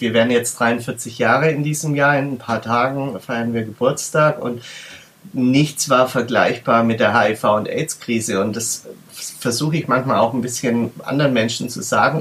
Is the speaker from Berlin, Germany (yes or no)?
yes; Berlin, Germany; bei uns in Berlin